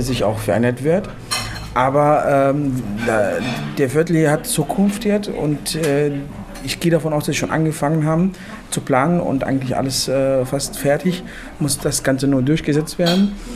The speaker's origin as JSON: {"language": "German", "country": "Morocco", "moved": "yes", "lives_now": "Germany", "said": "ich als Marokkaner"}